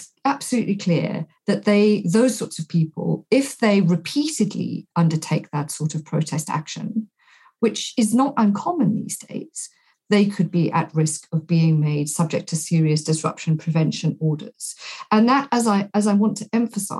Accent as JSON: {"language": "English", "country": "South Africa", "tie": "born or raised there", "moved": "yes", "lives_now": "United Kingdom", "said": "I grew up in South Africa in the apartheid state."}